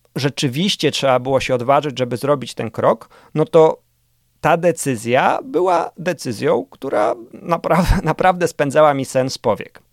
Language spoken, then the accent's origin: Polish; Warsaw, Masovian Voivodeship, Poland; Urodziłem się na warszawskim Mokotowie.